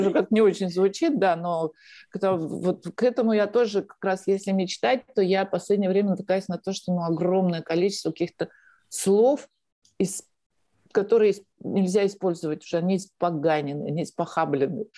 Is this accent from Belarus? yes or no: no; Russia; moved away as an adult; also born or lived in Moscow, Russia; now in Spain; у меня, в отличие от многих русских беженцев российских, есть открытый счет в банке